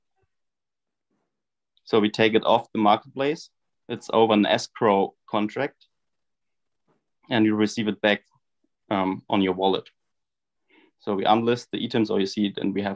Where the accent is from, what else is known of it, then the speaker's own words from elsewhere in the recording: Germany; from Germany